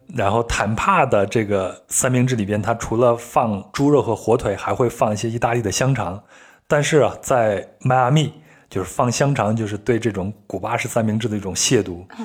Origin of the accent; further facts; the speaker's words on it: Henan, China; 我小时候是在河南出生的